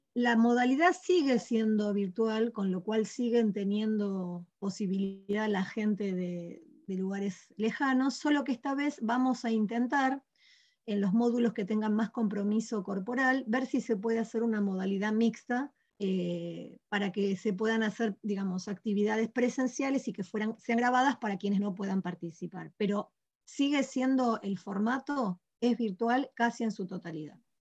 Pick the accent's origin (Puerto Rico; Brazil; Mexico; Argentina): Argentina; Patagonia; de distintas ciudades de nuestra Patagonia